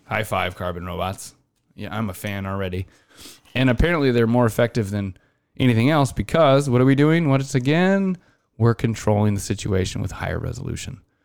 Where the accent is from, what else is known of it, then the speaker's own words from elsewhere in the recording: Iowa, United States; growing up in Iowa, I, I spent a couple summers detasseling and corn roguing